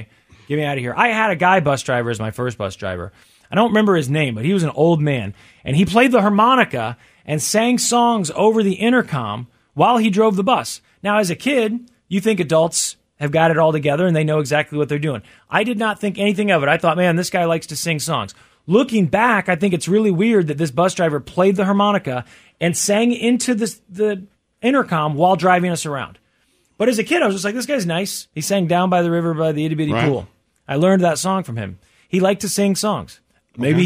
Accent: Missouri, United States; my home state

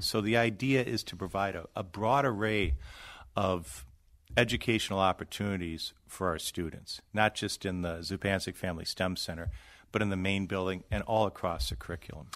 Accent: Wisconsin, United States; I grew up in Wisconsin

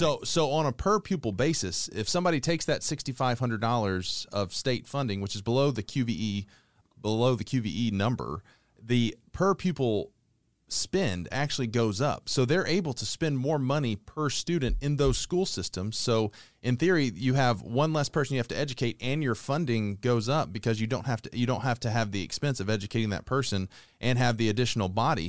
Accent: Conyers, Georgia, United States; born or raised there

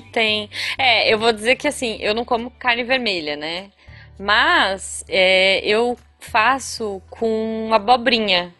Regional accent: Taubaté, São Paulo, Brazil; É, é da, do, de Tabaté, da região que, que da minha família mesmo

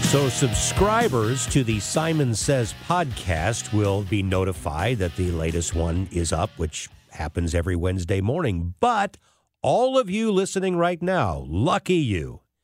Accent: St. Louis, Missouri, United States; I'm a Midwestern kid, uh, right in the middle of the country in Saint Louis

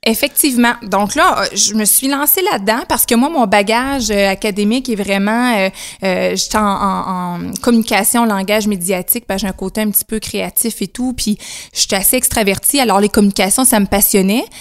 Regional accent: Témiscouata-sur-le-Lac, Quebec, Canada; je suis native du Témiscouata, donc Cabano anciennement, maintenant Témiscouata sur le lac, secteur Cabano

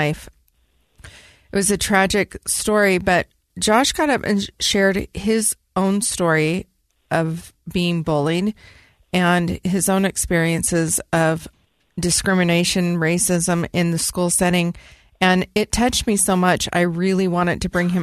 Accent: Citrus Heights, California, United States; moved away as an adult; also born or lived in Sacramento, California; now in Utah, United States; I was raised in California, and I was raised in Citrus Heights

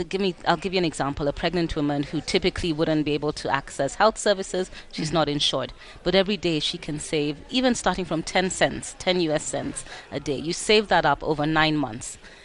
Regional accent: Kenya; I'm from Kenya.

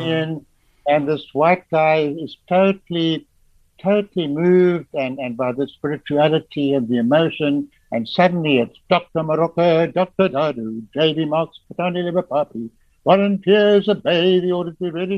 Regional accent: Johannesburg, Gauteng, South Africa; I was born and in the Florence Nightingale Hospital in Johannesburg

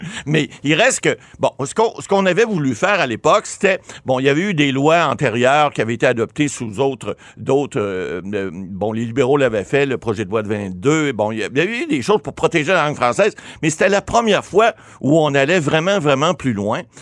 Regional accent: Ottawa, Ontario, Canada; Je suis natif d'Ottawa.

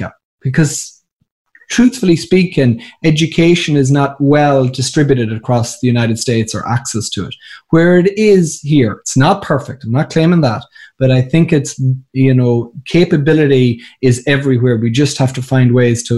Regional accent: County Sligo, Connacht, Ireland; moved away; I'm from County Sligo, Mayo

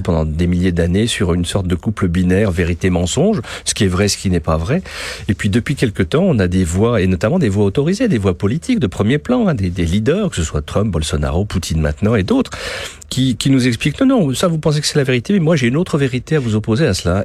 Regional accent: France; je suis français, j'adore mon pays, je suis fier d'être français

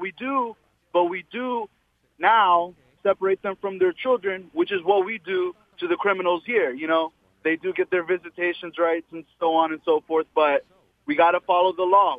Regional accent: United States; I was born here. I was born in the States

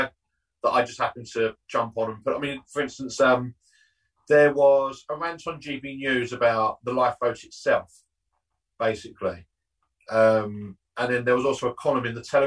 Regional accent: Southend-on-Sea, East of England, United Kingdom; I'm obviously from the South End area

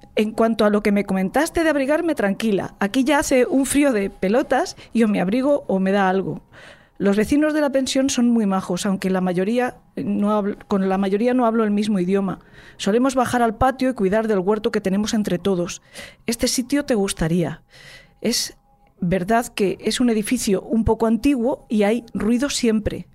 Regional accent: Spain

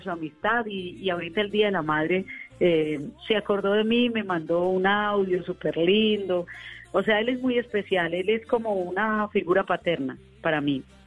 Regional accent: Colombia; eran ocho horas de mi pueblo a Medellín

